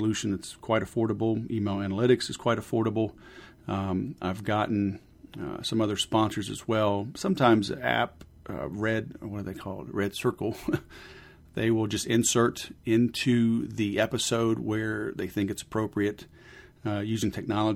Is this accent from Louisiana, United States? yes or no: yes; Baton Rouge, Louisiana, United States; moved away; also born or lived in Houston, Texas; Fellow Southerner. I grew up in Baton Rouge and then Houston